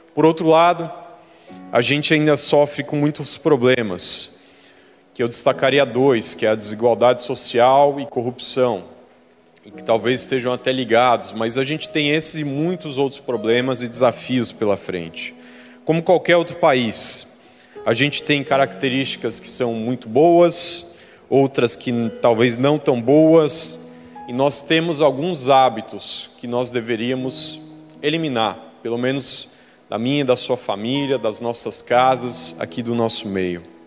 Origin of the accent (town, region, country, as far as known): Brazil; moved away